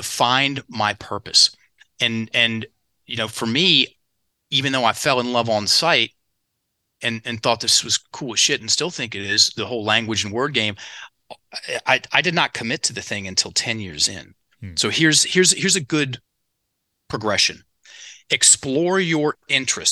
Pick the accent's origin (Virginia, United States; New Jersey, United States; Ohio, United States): Virginia, United States; Richmond; in Richmond, where I'm from. So my hometown